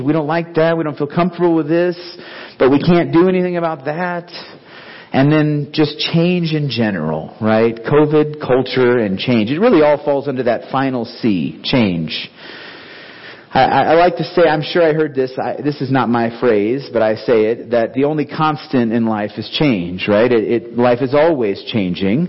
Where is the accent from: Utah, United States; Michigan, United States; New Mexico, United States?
New Mexico, United States; Clovis; moved away; also born or lived in Concord, California / Renton, Washington / Seattle, Washington / Africa; we both grew up in Clovis, New Mexico.